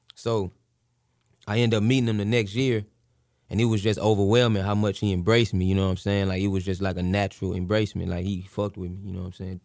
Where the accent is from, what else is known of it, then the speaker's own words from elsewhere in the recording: Missouri City, Texas, United States; I'm from the Mo